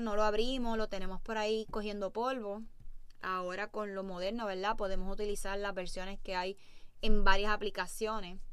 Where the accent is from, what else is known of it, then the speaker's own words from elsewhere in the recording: Puerto Rico; Como puertorriqueños